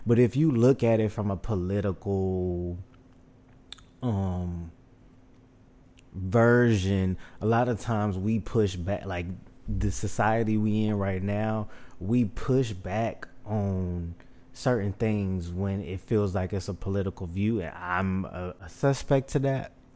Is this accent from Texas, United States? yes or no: yes; Houston, Texas, United States; born and raised. I was born in Memorial City Hospital.